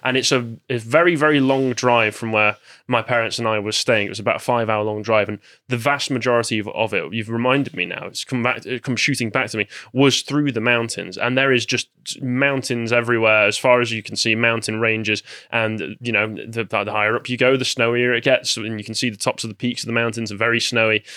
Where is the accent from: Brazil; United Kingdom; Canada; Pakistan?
United Kingdom; near Manchester, north of England / Midlands; some would argue that I'm from the Midlands, but I'm, I consider myself from the North. I'm close enough to Manchester to consider myself a Northman.